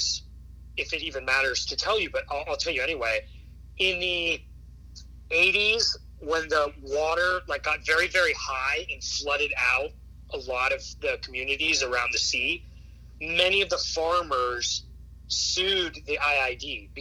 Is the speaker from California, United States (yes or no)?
yes; California, United States; I grew up in California